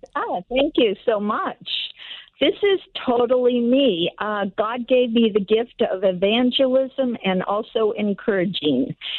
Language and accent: English; El Salvador; now in Encino, United States; I am from El Salvador